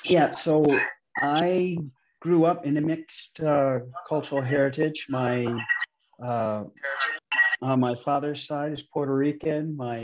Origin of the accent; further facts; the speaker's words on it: Napanee, Ontario, Canada; moved away as an adult; also born or lived in Rankin Inlet, Nunavut / Round Lake, Ontario; my hometown that I kind of grew up in Napanee, which is kind of like right next door to Deseronto and Tyendinaga territory.